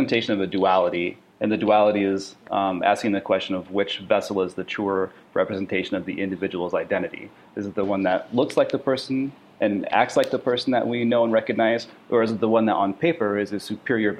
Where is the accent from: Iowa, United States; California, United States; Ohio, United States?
Iowa, United States; Sioux City; moved away as an adult; also born or lived in Portland, Oregon; me moving from my hometown of Sioux City, Iowa, to Portland, Oregon, to go to art school